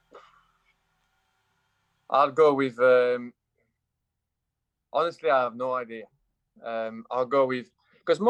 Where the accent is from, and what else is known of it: France; accent: French; English is a second language; moved away as an adult; now in England, United Kingdom